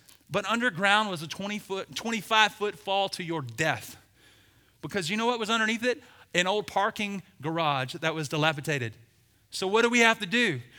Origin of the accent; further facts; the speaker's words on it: the South, United States; I say sang, not sing, because I'm from the South.